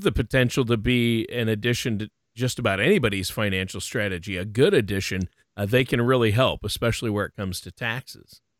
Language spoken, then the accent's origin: English; Minnesota, United States; I grew up in Minnesota